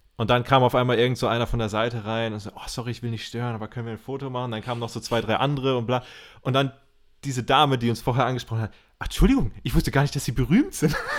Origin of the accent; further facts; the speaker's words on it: Germany; Als Deutscher